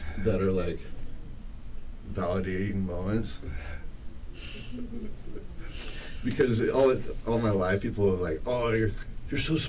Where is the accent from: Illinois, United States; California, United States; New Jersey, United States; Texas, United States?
California, United States; Santa Cruz Mountains; we're both from the Santa Cruz Mountains